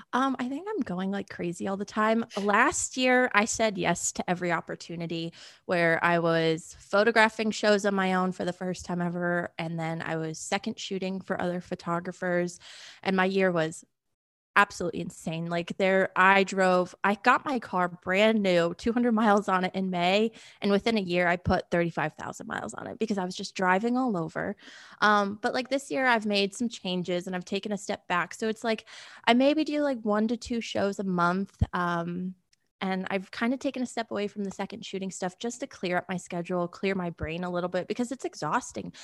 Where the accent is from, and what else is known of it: Connecticut, United States; born or raised there; now in Nashville, United States